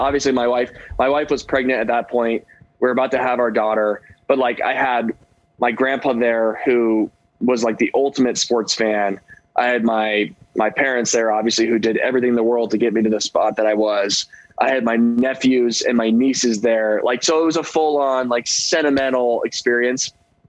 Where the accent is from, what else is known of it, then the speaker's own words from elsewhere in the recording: West Coast, United States; as a kid growing up on the West Coast, you don't hear about Pittsburgh